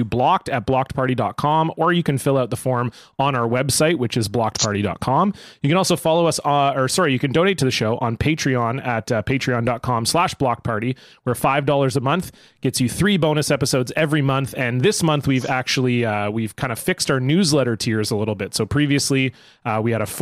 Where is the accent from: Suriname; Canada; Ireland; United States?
Canada; Ontario; I grew up in Ontario